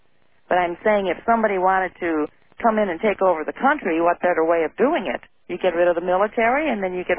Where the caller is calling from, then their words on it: Illinois, United States; I'm calling from Illinois